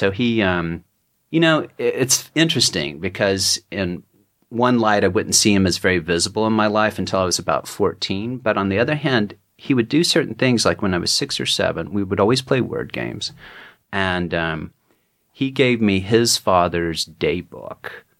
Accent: Texas, United States; I was the poet in a Texan's body.

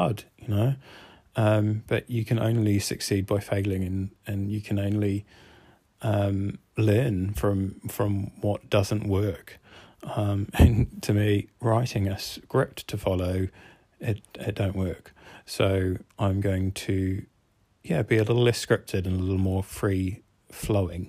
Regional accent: New Zealand; now in Cardiff, United Kingdom; I grew up in New Zealand, so this is why my accent is the way that it is

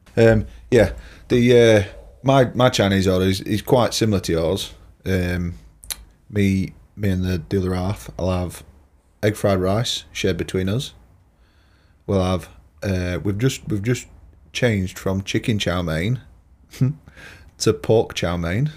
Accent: Lincolnshire, East Midlands, United Kingdom; I'm a yellow belly, me. Lincolnshire. Born and bred.

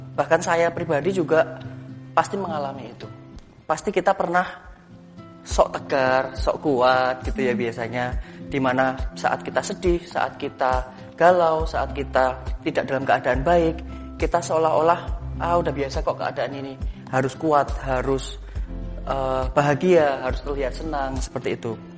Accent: Yogyakarta, Special Region of Yogyakarta, Indonesia; Saya lahir dan besar di Jogja, kuliah dan bekerja juga di Jogja.

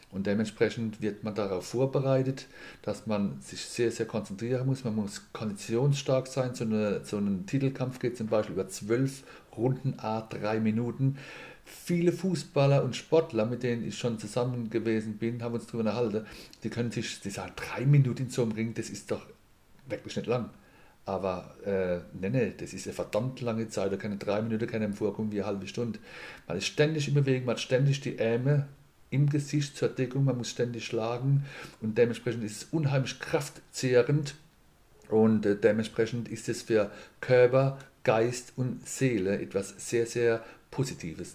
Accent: Mannheim, Baden-Württemberg, Germany; moved away as an adult; also born or lived in Palatinate; now in Landau, Germany; bin ein gebürtiger Mannemer und da durfte mit 20 dann in die schöne Pfalz kommen

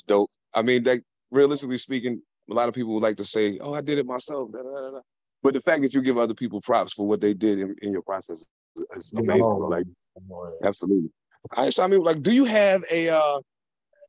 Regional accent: Long Island, New York, United States; also born or lived in North Carolina / Raleigh; now in Washington, United States; I'm originally from Long Island. I moved to North Carolina. Then I moved out here to Washington

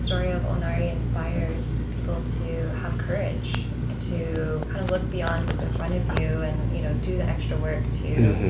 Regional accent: Kentucky, United States; moved away; I'm from Kentucky and I moved to the big city

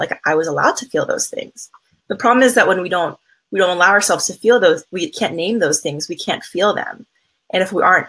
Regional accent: East Coast, United States; I'm originally from the East Coast

